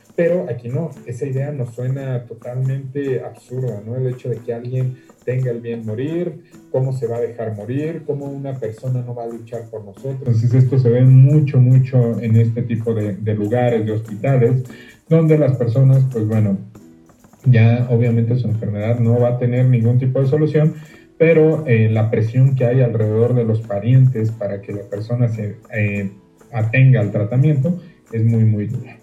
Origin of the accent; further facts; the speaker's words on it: Mexico; como mexicano que soy